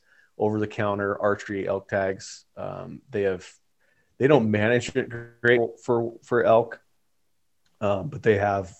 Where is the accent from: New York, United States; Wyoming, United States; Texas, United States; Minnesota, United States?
Wyoming, United States; you know, we're from Wyoming.